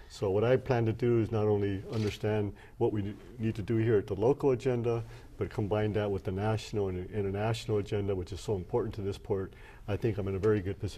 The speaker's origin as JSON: {"language": "English", "town": "Long Beach", "region": "California", "country": "United States", "said": "Well, first of all, as you know, I'm from Long Beach."}